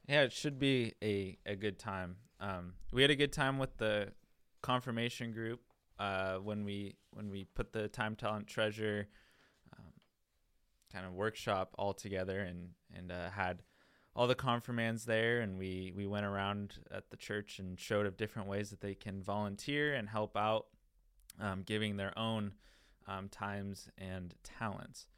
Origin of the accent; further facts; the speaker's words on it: Tacoma, Washington, United States; now in Winter Haven, United States; I am from Tacoma, Washington, and so by going to the Bronx, New York, I was literally going to the opposite side of the country, about as, as far away as you can be from, from our hometown